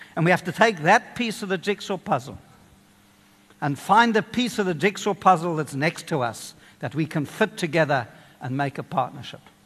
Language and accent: English; Kenya; now in South Africa; I grew up in Kenya.